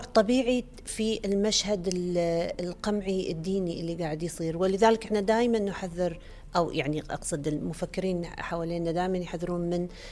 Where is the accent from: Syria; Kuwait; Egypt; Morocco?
Kuwait